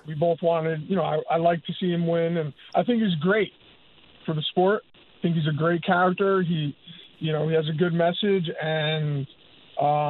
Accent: New York City, New York, United States; also born or lived in Manhattan, New York; I was born 30 blocks from Madison Square Garden. I was raised in Queens.

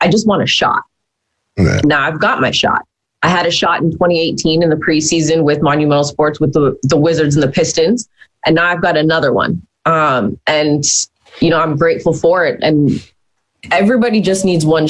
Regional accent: Hamilton, Ontario, Canada; my hometown of Hamilton

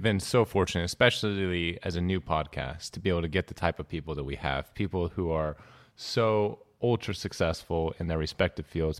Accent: Northern California, United States; Growing up in the nineties, not the eighties, in America, in Northern California

